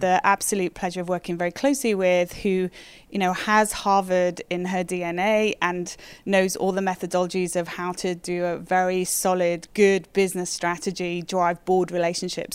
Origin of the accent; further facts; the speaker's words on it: United Kingdom; moved away as an adult; also born or lived in London, United Kingdom; now in Toronto, Canada; being a Brit